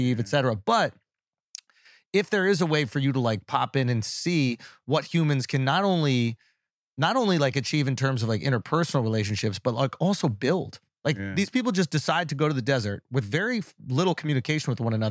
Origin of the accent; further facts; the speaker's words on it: New York, United States; I'm from New York